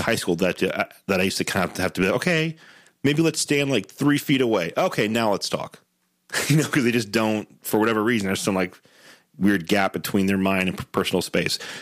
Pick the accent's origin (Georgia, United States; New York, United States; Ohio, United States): Ohio, United States; Southwest; also born or lived in Denver; now in Cincinnati, United States; I grew up in Southwest Ohio for eighteen